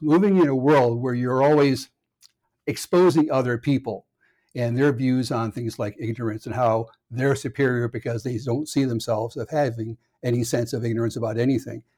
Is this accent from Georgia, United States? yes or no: no; Connecticut, United States; moved away; also born or lived in Minnesota; I grew up in Connecticut